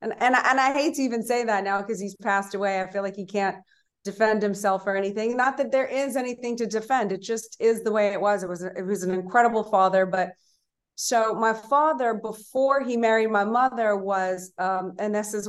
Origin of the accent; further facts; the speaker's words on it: Madrid, Community of Madrid, Spain; born there; I was born in Madrid, Spain.